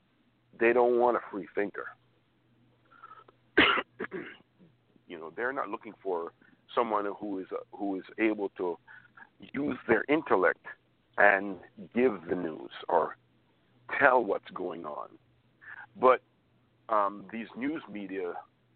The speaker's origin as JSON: {"language": "English", "country": "United States", "said": "as an American"}